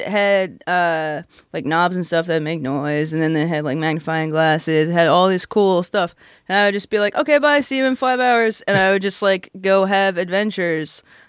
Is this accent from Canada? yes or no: no; North Hampton, New Hampshire, United States; I'm from New Hampshire.